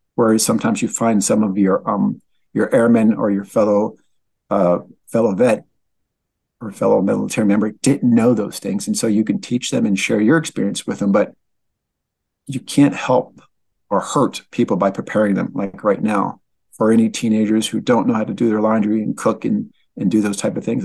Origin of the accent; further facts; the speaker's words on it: Linden, New Jersey, United States; also born or lived in Newark, New Jersey; I'm originally from Linden, New Jersey, born in Newark, New Jersey